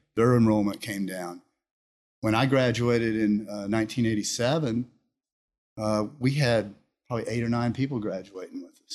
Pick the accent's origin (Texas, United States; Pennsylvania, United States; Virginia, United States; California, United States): Texas, United States; Houston; I grew up here in Houston. Okay. I was born in Houston